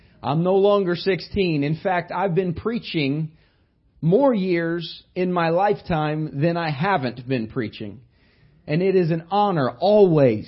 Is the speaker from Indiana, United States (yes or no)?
yes; Indiana, United States; But I grew up in Indiana. I was born not very far from where Larry Bird was born.